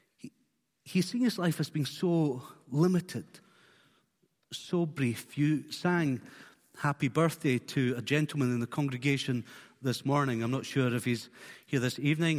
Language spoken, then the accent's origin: English; Isle of Skye, Scotland, United Kingdom; born or raised there; also born or lived in Fort William